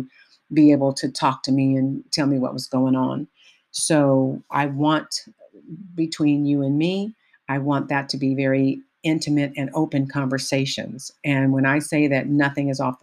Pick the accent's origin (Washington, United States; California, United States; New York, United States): California, United States; Richmond; I grew up in the Bay Area in Richmond, a little town called Richmond, California